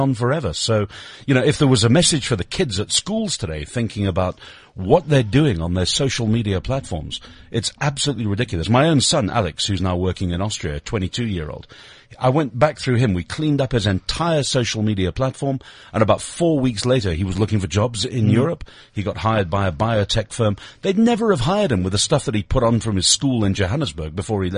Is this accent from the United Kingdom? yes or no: yes; Lancashire, North West England, United Kingdom; now in South Africa; my local football team from where I was born in Lancashire